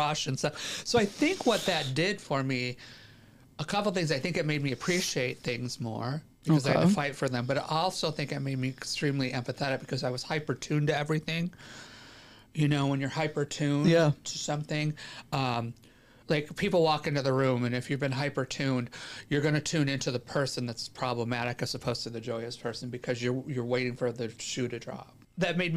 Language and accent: English; upstate New York, United States; also born or lived in Rochester, New York; now in Los Angeles, United States; I was born in upstate New York, but I lived the majority of my life in New York City, between New York City and Rochester, New York area